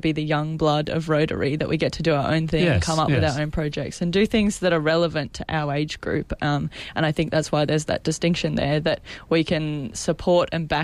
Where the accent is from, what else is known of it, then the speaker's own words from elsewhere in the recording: Maitland, New South Wales, Australia; also born or lived in Newcastle; I'm originally from Maitland